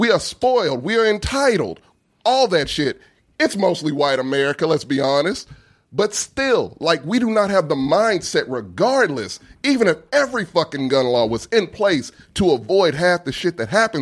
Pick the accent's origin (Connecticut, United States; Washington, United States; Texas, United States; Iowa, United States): Texas, United States; I'm from Texas.